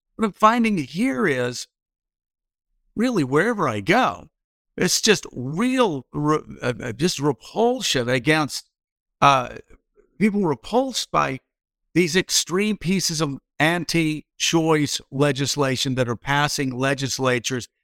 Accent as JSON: {"language": "English", "town": "Doraville", "region": "Georgia", "country": "United States", "tie": "born or raised there", "said": "I was born in Doraville, Georgia, which was then the outskirts of Atlanta"}